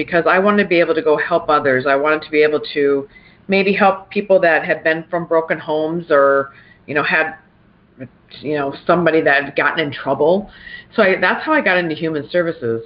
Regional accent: South Dakota, United States; also born or lived in Pierre, South Dakota / Brandon, South Dakota; I was born in Pierre, South Dakota, and ironically enough, we didn't live too far, and Pierre is where our state capital is. And I didn't live too far from the state capitol, so I actually grew up playing like on our governor's mansion lawn

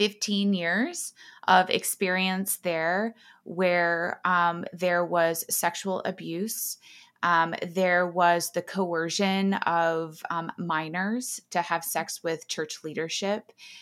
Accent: Texas, United States; I grew up in Texas. I grew up in a lot of small towns. My dad was a football coach, so we moved around a lot.

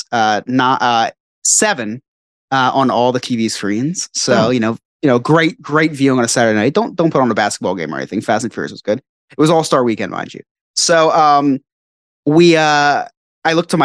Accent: Northeast, United States; We're from the Northeast. We're from the suburbs, right outside the city.

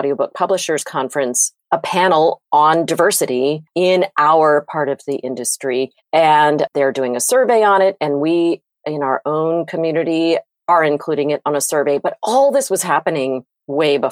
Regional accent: United States; also born or lived in Virginia / North Carolina; now in Wilmington, United States; growing up in Virginia and North Carolina

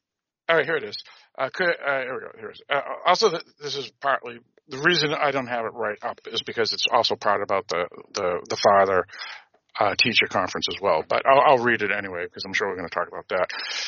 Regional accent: Boston, Massachusetts, United States; where I grew up in Greater Boston

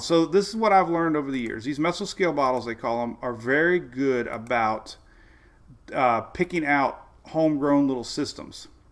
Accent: Oldsmar, Florida, United States; We're coming to you live from Oldsmar, Florida. It's my hometown, home of Mike's Weather Page

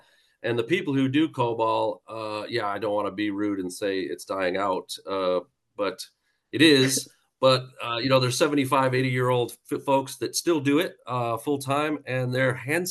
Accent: Buffalo, New York, United States; now in United Kingdom; But I'm originally from Buffalo, New York, moved around a lot.

